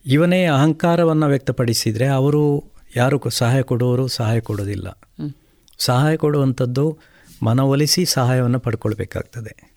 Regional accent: Ramakunja, Karnataka, India; ನಾನು ಕೂಡ ಅದರಲ್ಲೇ ಕಲ್ತದ್ದು

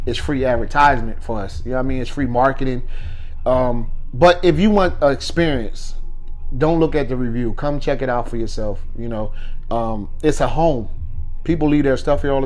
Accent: Camden, New Jersey, United States; I'm from Camden, New Jersey

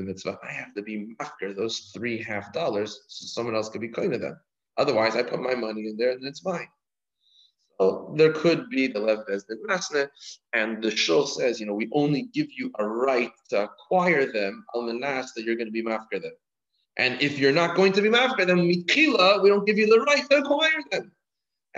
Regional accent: Canada; now in United States; I'm from Canada.

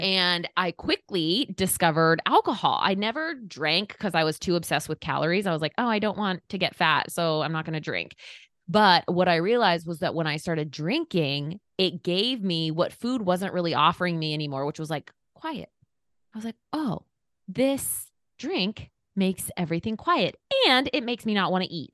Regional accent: Eastern Oregon, United States; moved away as an adult; now in Indiana, United States; I am from Eastern Oregon

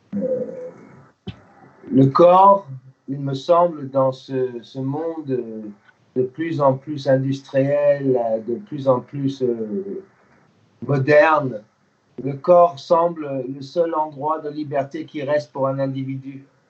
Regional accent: United States; first language English; French is a second language; moved away; also born or lived in Germany / England; je suis né en Allemagne d'un papa américain militaire et d'une maman. Euh, j'ai grandi aux États-Unis. Ma langue première, vraiment, c'est l'anglais

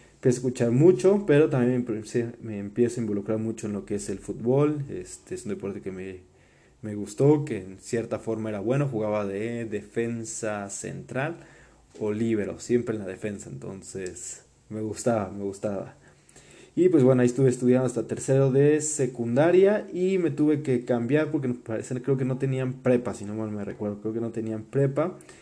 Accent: Puebla, Mexico; also born or lived in Germany; de ahí nos venimos a Puebla, donde todavía entra al kinder a un colegio alemán que se llama Colegio Humboldt, aquí en Puebla

